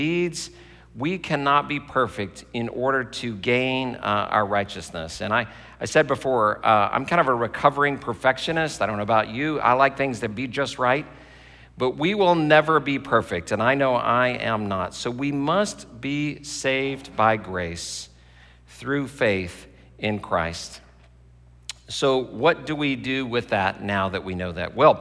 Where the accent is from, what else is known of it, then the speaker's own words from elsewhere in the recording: Texas, United States; moved away; I grew up in Texas